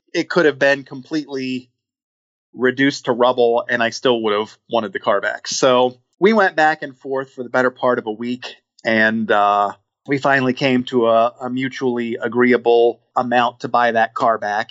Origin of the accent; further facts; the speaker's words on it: Midwest, United States; also born or lived in Atlanta; now in Cincinnati, United States; I'm originally from the Midwest